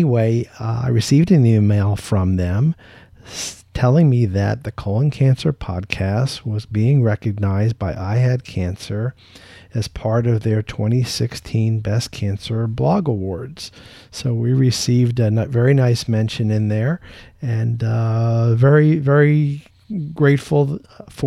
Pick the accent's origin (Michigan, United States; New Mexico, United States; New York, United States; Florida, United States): Florida, United States; Tampa; my hometown in Tampa, Florida